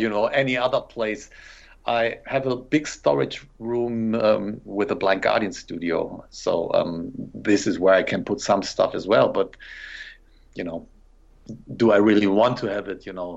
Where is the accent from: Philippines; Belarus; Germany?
Germany